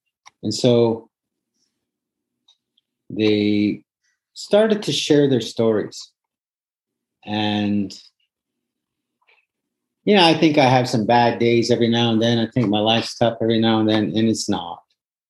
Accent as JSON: {"language": "English", "country": "Canada", "said": "so that I'm just as Canadian as everybody else"}